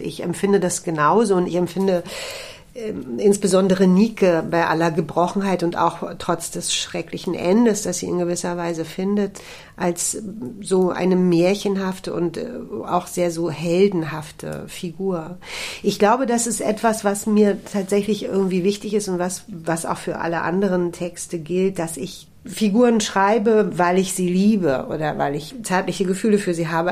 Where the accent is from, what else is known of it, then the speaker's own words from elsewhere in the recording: Berlin, Germany; für mich als Berlinerin glaube ich sowieso daheim sagt man bei uns nicht